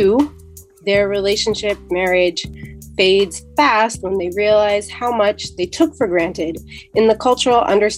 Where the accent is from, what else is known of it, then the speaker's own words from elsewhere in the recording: New Jersey, United States; I'm 29 and I work in public health and I'm from New Jersey.